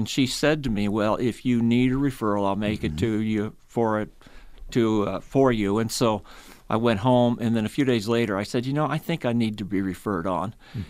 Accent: Sheraton, Iowa, United States; I was raised in Sheraton, Iowa. My father worked for Hy-Vee.

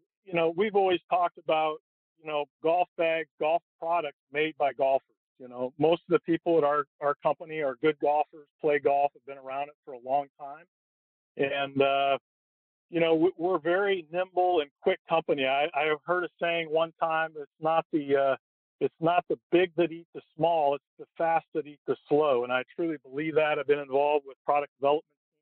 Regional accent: Portland, Oregon, United States; I grew up in Portland, Oregon

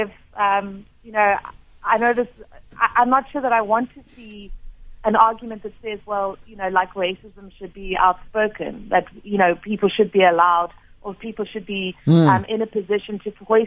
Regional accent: South Africa; as a South African

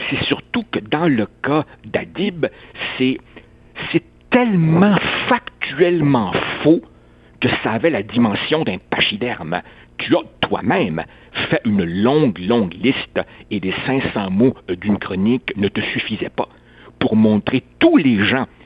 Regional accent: Quebec, Canada; j'ai toujours dit que je n'étais pas un Uruguayen, j'étais un Québécois avec un drôle de nom

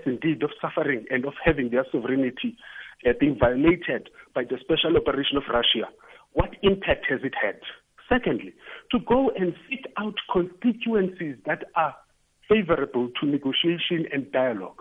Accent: South Africa; being a South African

